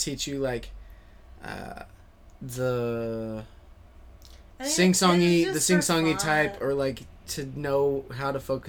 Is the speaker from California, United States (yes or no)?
no; Ohio, United States; also born or lived in Cincinnati area; I'm a bad Ohioan.